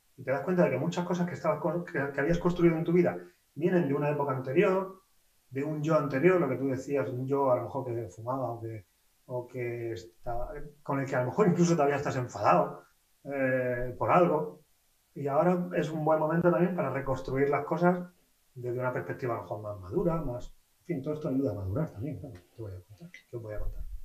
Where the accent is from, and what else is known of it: Spain